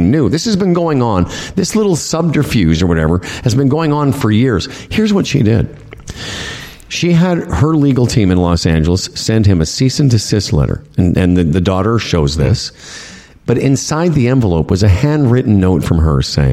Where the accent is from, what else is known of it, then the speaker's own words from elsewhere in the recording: Saskatchewan, Canada; I was born in Saskatchewan